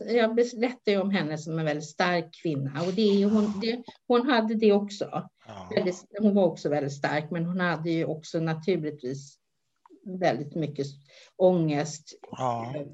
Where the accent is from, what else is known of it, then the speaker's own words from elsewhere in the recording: Stockholm, Stockholm County, Sweden; jag är född i Stockholm